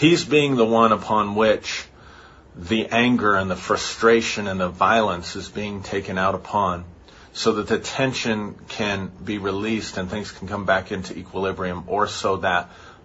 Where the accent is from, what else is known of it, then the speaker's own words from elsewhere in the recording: United States; I'm as white and as American and as Protestant in my family and upbringing as you can be